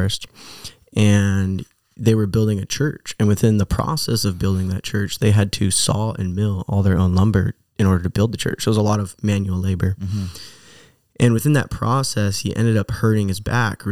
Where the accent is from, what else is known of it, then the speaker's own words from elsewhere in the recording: Hemet, California, United States; also born or lived in Fallbrook, California / Phoenix, Arizona; I was born in Fallbrook, but I actually grew up in Hemet, California.